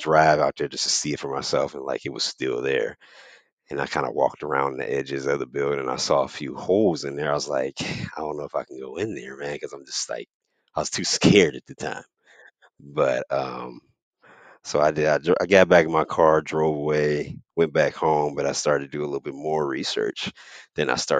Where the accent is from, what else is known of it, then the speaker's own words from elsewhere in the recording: Youngstown, Ohio, United States; also born or lived in Akron, Ohio; I'm from Youngstown, Ohio. I'm from Ohio, right? I was born in Youngstown, Ohio